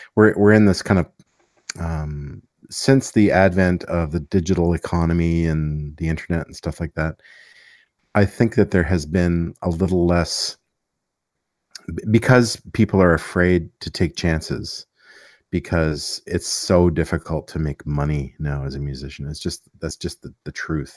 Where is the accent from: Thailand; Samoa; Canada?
Canada; Montreal, Quebec; I grew up in Montreal, so it was a pretty cool place to grow up